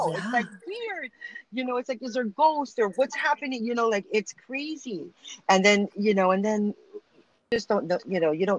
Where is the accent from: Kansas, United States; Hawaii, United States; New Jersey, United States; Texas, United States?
Hawaii, United States; I'm Hawaiian, Filipino, and Irish.